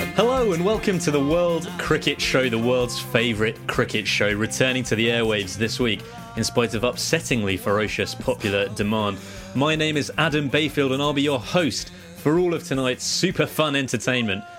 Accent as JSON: {"language": "English", "country": "United Kingdom", "said": "where are you from?\" I was like, \"Oh, Britain."}